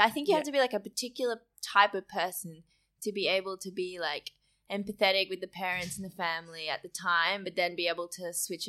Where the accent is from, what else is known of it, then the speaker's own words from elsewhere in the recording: Queensland, Australia; My brother was born and raised here as well.